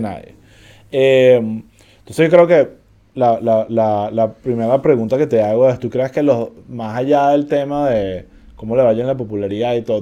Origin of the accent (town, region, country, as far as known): Venezuela